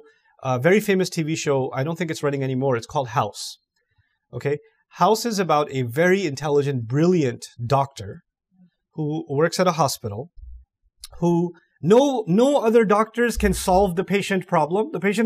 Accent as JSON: {"language": "English", "country": "Malaysia", "tie": "born there", "said": "maybe because my luck was I was born in Malaysia, that's why I'm Muslim."}